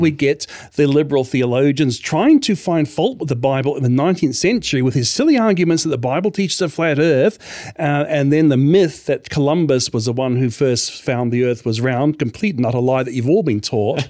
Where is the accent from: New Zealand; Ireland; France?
New Zealand; moved away as an adult; also born or lived in Australia; New Zealand, where I grew up, where I lived, uh, for th-, twenty-five years